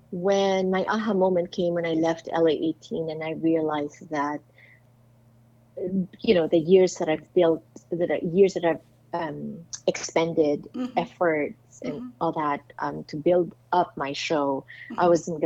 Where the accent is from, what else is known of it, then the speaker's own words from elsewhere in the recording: Philippines; now in United States; my, I guess, impact as a Filipino